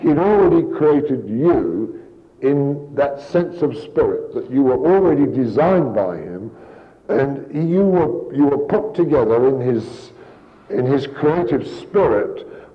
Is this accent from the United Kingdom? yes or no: yes; Kings Langley, East of England, United Kingdom; now in San Antonio, United States; My hometown or a little village in England, King's Langley, is a very nice little village